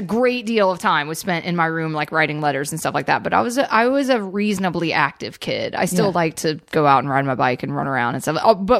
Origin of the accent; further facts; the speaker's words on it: Southern United States, United States; And then I grew up in the South, and both of my parents are, I mean, I come from generations of Southerners, so I grew up on country music.